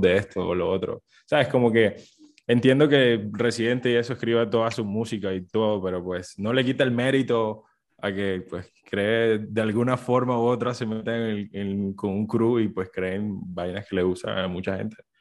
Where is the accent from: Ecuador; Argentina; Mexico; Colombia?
Colombia; como colombianos